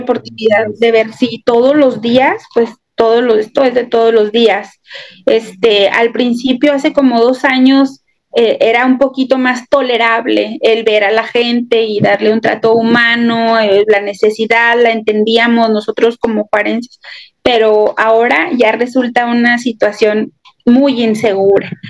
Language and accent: Spanish; Mexico; now in Ciudad Juárez, Mexico